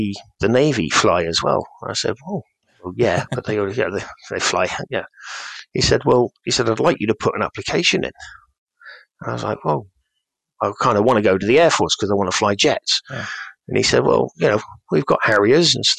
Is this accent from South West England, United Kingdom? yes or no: yes; Cornwall, South West England, United Kingdom; the village where I grew up in Cornwall